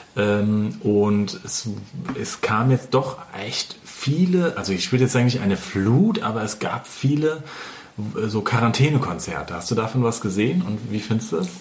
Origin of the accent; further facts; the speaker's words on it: Hesse, Germany; bei uns in Hessen